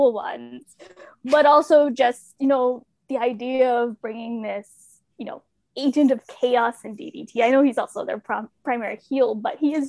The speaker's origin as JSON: {"language": "English", "region": "Ontario", "country": "Canada", "tie": "born or raised there", "lives_now": "Toronto, Canada", "said": "I was born in Toronto, raised about 20 minutes outside of Niagara Falls, and then made my way back to Toronto"}